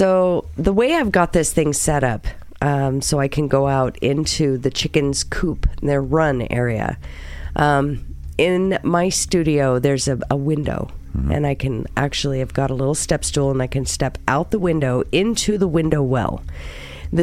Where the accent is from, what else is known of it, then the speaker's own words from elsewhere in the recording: California, United States; moved away; I lived in California for many, many, many, many years. It is my home state.